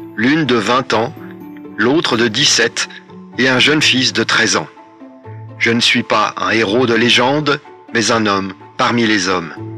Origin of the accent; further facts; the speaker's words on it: Rouen, Normandy, France; Je suis né à Rouen d'une famille de souches terriennes, normande et bretonne